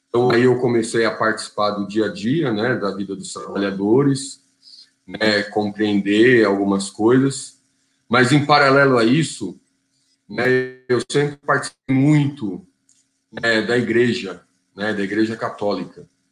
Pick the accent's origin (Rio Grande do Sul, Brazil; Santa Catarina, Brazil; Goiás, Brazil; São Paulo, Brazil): São Paulo, Brazil; São Bernardo do Campo; E eu nasci aqui em São Bernardo do Campo. Então sou batateiro da gema aqui